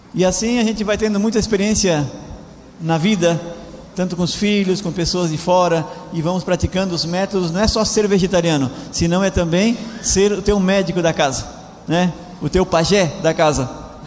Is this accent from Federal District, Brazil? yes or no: no; Laguna, Santa Catarina, Brazil; moved away as an adult; also born or lived in Argentina; Faz pouco tempo que eu estou aqui na Argentina, eu sou do Brasil, venho de Laguna, uma cidade que nem, nem circular na cidade tem